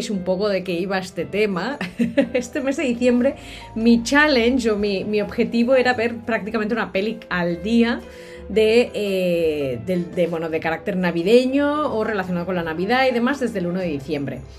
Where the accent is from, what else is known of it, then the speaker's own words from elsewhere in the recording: Catalonia, Spain; nuestra versión me refiero a la de los catalanes, porque yo soy catalana